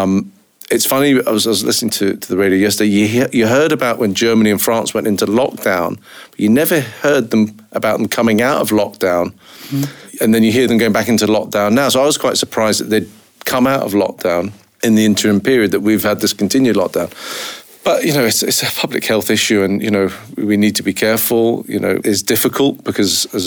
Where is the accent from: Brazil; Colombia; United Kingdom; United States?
United Kingdom; now in Scotland; I was brought up down south, as you can probably recognise from my ridiculous accent.